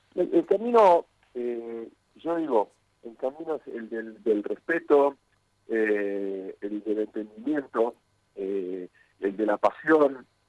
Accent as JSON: {"language": "Spanish", "country": "Argentina", "moved": "yes", "lives_now": "Mexico", "said": "Soy argentino, más allá de que este, vivo en México"}